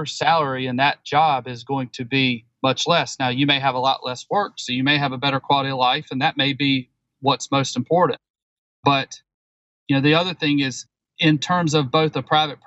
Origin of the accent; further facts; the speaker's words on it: the Carolinas, United States; Growing up in the Carolinas